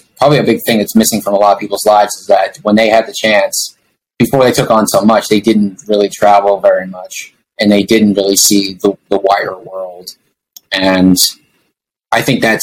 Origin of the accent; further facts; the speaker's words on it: United States; I'm an American